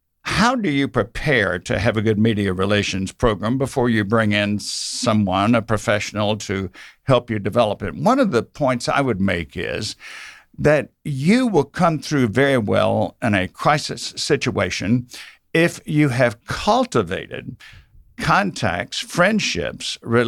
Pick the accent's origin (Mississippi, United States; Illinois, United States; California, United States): Mississippi, United States; now in Georgia, United States; I grew up in South Mississippi, so I suppose I started with an accent